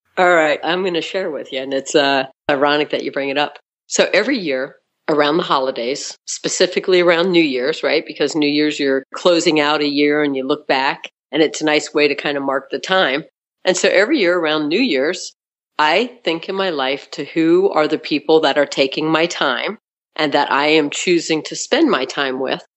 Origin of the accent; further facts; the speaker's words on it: South Florida, United States; So I was born in South Florida, and I was born one of five kids.